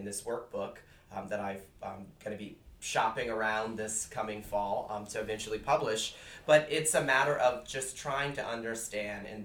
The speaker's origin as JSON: {"language": "English", "region": "South Louisiana", "country": "United States", "tie": "born or raised there", "moved": "yes", "lives_now": "Boston, United States", "said": "I actually grew up in South Louisiana, about 45 minutes southwest of New Orleans."}